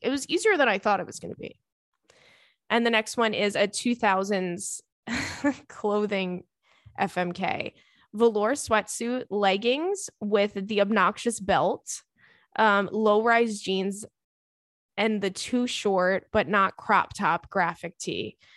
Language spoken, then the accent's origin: English; New York, United States; I grew up in New York